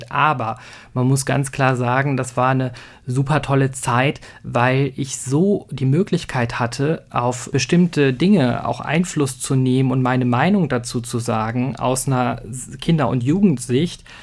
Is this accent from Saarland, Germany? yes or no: no; North Rhine-Westphalia, Germany; Ich bin ja aufgewachsen im Sauerland, im Hochsauerlandkreis.